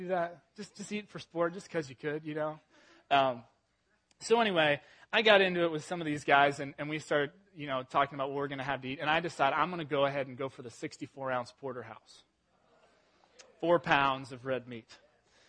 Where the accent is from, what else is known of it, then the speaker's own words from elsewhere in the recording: England, United Kingdom; moved away; I was born in England, and I'm 100% British